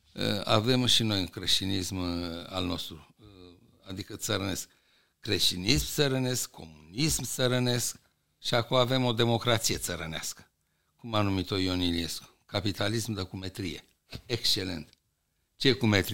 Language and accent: Romanian; Romania; în 1944 80% din populația României era la țară? Deci noi venim de la țară